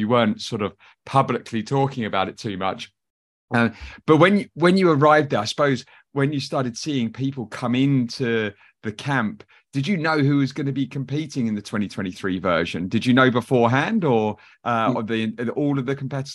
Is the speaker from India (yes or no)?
no; United Kingdom; being from the UK myself